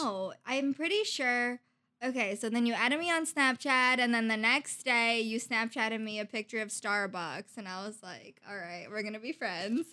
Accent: Iowa, United States; from Iowa

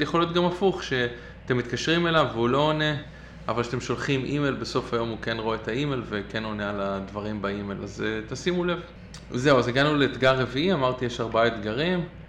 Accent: Israel; now in Brooklyn, United States; אני ישראלי מצוי

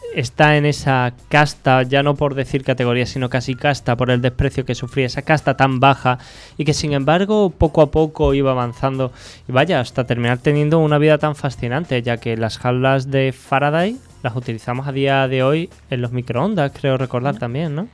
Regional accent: Andalusia, Spain; los que somos andaluces

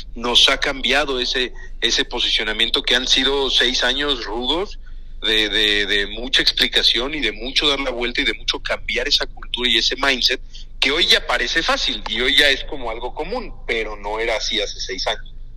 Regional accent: Mexico; como mexicano

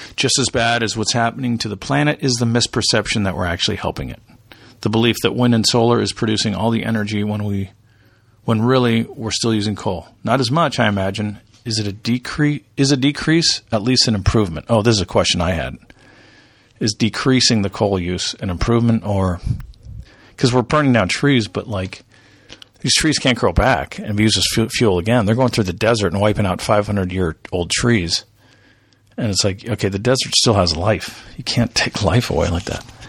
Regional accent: United States; we're American

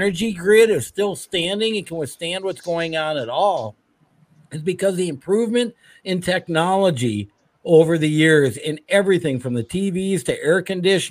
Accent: Minnesota, United States; I grew up here in Minnesota

